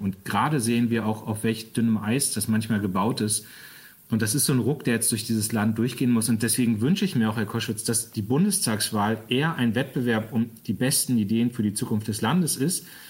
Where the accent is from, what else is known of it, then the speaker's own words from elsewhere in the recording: Lower Saxony, Germany; als Niedersachse